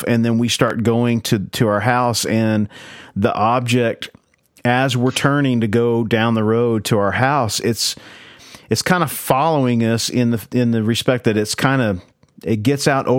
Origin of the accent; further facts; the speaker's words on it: Oklahoma, United States; we grew up in Oklahoma, in the middle of nowhere